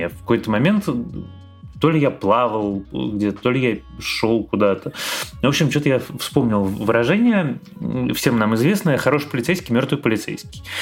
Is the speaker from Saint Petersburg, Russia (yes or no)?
no; Moscow, Russia; moved away as an adult; как нормальный москвич я всегда всем недоволен